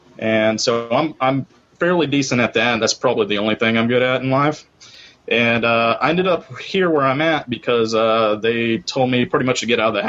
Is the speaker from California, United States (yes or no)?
no; Abilene, Texas, United States; I'm from Abilene, Texas